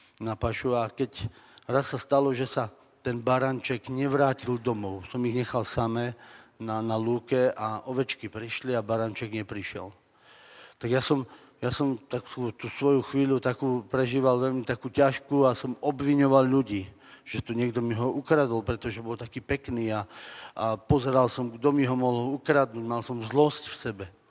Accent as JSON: {"language": "Slovak", "area": "Orava", "region": "Žilina Region", "country": "Slovakia", "said": "Pochádzam z Oravy"}